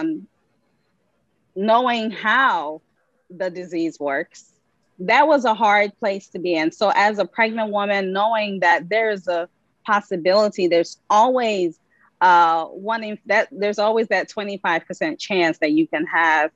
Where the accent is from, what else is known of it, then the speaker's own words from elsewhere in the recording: Liberia; moved away; I'm originally from Liberia, that's West Africa.